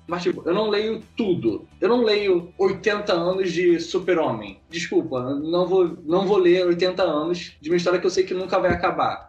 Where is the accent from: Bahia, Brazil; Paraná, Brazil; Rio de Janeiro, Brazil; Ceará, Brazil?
Rio de Janeiro, Brazil; A gente é do Rio de Janeiro. Só que, tipo, eu não moro no centro do Rio de Janeiro, tipo, na parte nobre. Eu moro numa parada mais afastada, Campo Grande